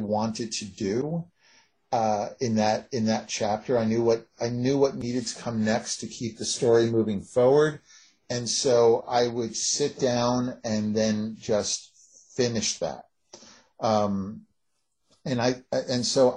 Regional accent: United States

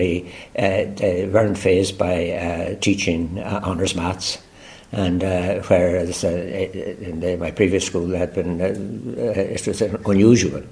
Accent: Strokestown, Connacht, Ireland; moved away as an adult; also born or lived in Longford / Roscommon Town / Waterford / Dublin; we moved to Roscommon, to a small town called Strokestown in Roscommon

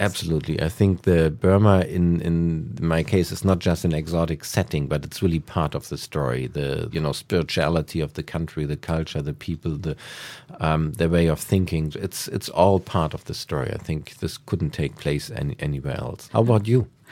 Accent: Hamburg, Germany; also born or lived in United States / Asia / Berlin; now in Potsdam, Germany; I'm from Hamburg.

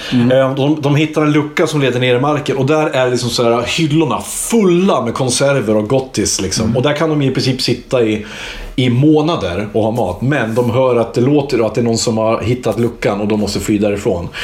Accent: Iggesund, Gävleborg County, Sweden; jag är från Iggesund

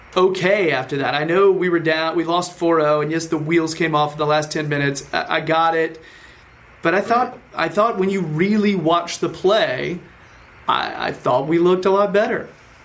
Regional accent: Winston-Salem, North Carolina, United States; coming to you from Winston-Salem, North Carolina. So yes, that means I am American.

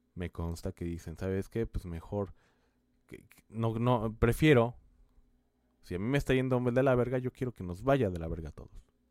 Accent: Mexico; países como el nuestro en México

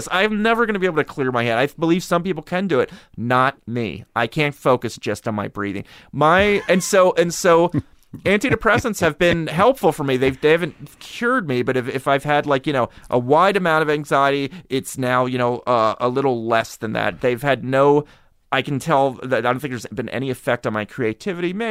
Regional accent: Harrisburg, Pennsylvania, United States; I grew up in Harrisburg.

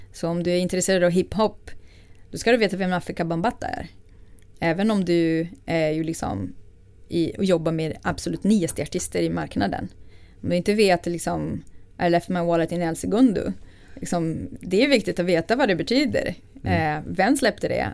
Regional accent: Rio de Janeiro, Brazil; Swedish is a second language; moved away as an adult; now in Sweden; jag är född i Brasilien, eh, från Rio. Eh, och jag är uppvuxen i en medelklassfamilj

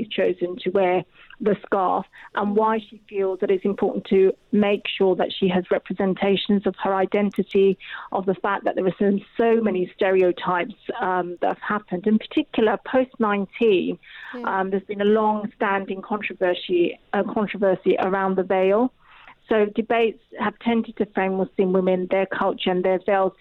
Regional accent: Rochester, South East England, United Kingdom; also born or lived in Bangladesh; My family were the only family of colour on the street we lived in Rochester, in Kent

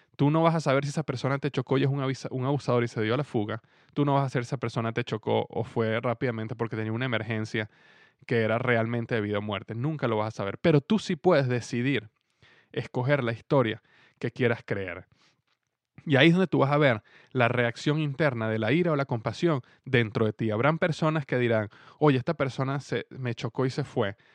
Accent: Venezuela; now in Cincinnati, United States; mi país en este momento en Venezuela

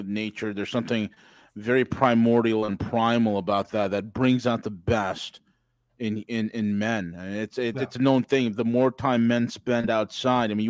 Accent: Orange County, New York, United States; I'm from Orange County, right across the river

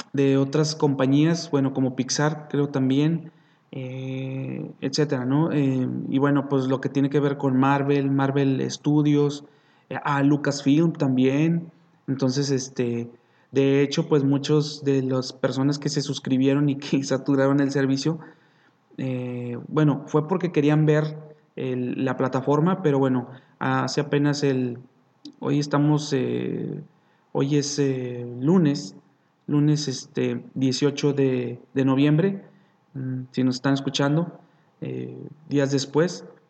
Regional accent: Mexico; nosotros como mexicanos

